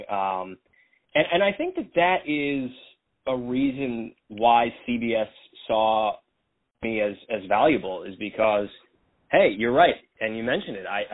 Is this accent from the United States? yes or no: yes; Philadelphia, Pennsylvania, United States; grew up in Northeast Philly, Lawndale, Burholm area